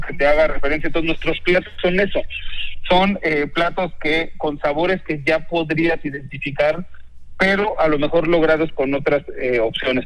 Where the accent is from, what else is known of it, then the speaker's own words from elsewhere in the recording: Uruapan, Michoacán, Mexico; now in Mexico City, Mexico; yo soy de Michoacán, nací en Uruapan.